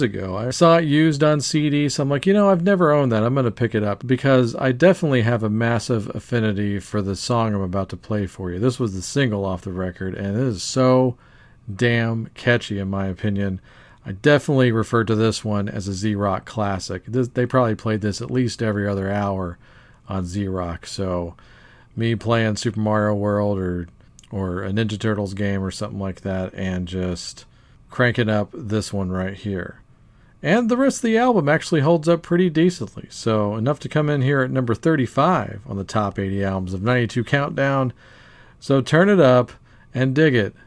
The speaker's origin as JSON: {"language": "English", "region": "Louisiana", "country": "United States", "said": "moving all the way over from Denmark to my home state of Louisiana"}